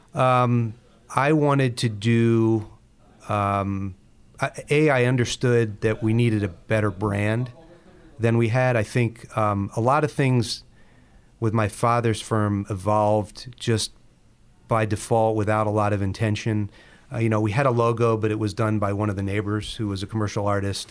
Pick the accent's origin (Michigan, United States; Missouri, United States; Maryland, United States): Maryland, United States; Baltimore; in Baltimore, where we're from.